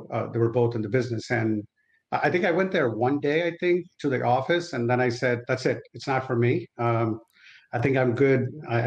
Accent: Vijayawada, Andhra Pradesh, India; moved away as an adult; now in United States; the little city I grew up in India. It's called Vijayawada in Andhra Pradesh

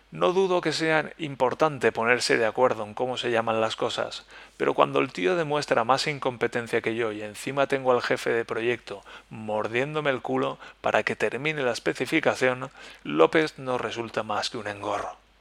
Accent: Spain; first language Spanish; moved away; estoy lejos de España y que estoy lejos de mi idioma natal, de mi lengua materna

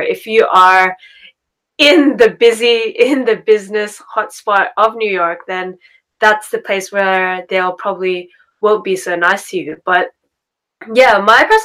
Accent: Sydney, New South Wales, Australia; also born or lived in Japan; I am born and raised in Sydney, Australia, and I do live and I was raised in the suburbs of Sydney

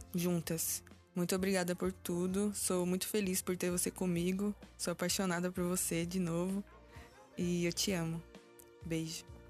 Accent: São Paulo, Brazil; sou do Grajaú

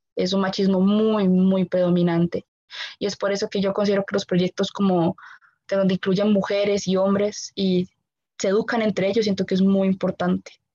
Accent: Costa Rica; como ticos

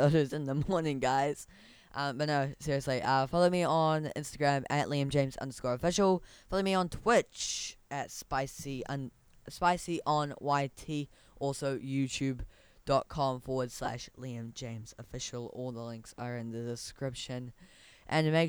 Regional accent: Whakatane, Bay of Plenty, New Zealand; now in Auckland, New Zealand; my hometown is actually in Auckland right now. It used to be in Whakatane.

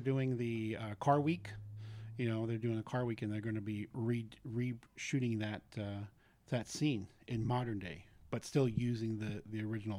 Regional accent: San Francisco, California, United States; Growing up in San Francisco, we had used to live on the Presidio when it was still an Army base.

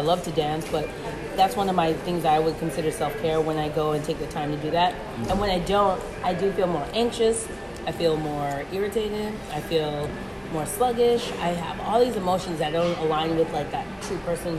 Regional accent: Wisconsin, United States; I'm from Wisconsin

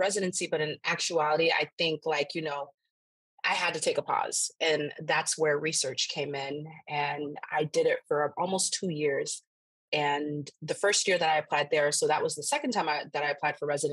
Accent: Naples, Florida, United States; also born or lived in Antigua and Barbuda; I am a first generation Haitian-American. I was born in Naples, Florida

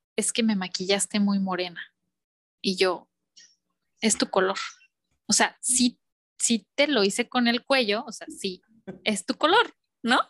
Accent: León, Guanajuato, Mexico; moved away as an adult; now in Miami, United States; en el estado de Guanajuato, que yo soy de León

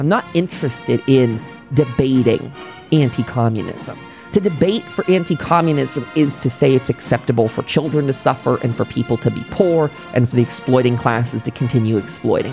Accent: United States; as an American

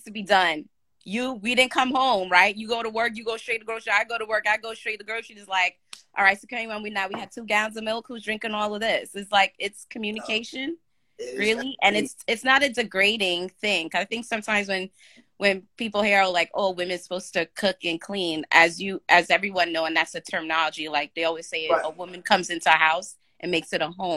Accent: New York, United States; I'm from New York

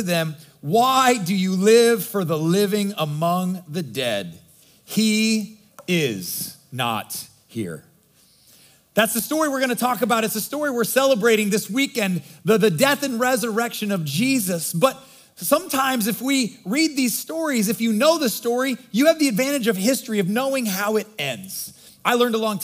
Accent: Nebraska, United States; I grew up in Nebraska, God's country, and my mom was from Michigan

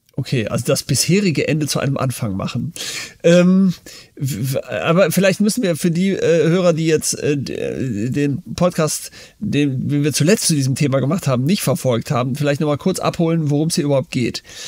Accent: Germany; also born or lived in United States; als ich in Amerika in der Schule war, da kommt man natürlich so als Deutscher

